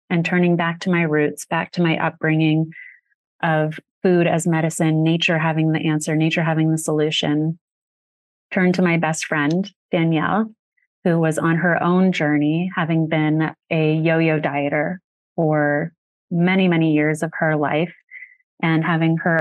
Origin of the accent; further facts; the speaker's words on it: Sedona, Arizona, United States; growing up in Sedona